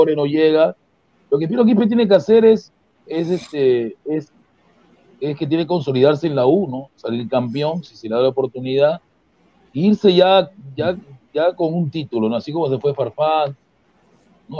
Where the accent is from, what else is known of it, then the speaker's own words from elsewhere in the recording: Peru; yo soy peruano